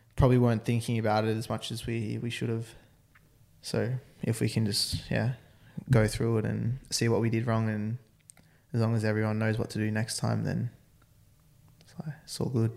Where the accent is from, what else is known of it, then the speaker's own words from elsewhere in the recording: Australia; I'm Australian.